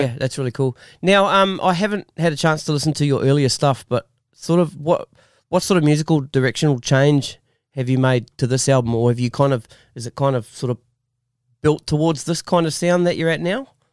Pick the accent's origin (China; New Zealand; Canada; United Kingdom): New Zealand; Masterton, Wellington; now in Australia; I'm originally from Musselin